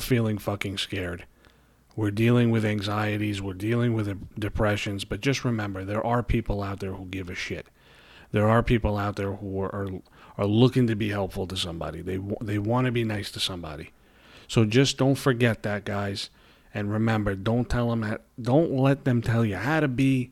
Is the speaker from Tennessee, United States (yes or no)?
no; New York City, New York, United States; accent: New York; you hear my accent, you know I live in New York. I live in Brooklyn, New York